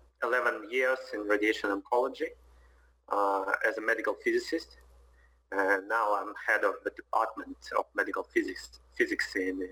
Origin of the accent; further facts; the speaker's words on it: Moscow, Russia; I'm from Moscow, Russia.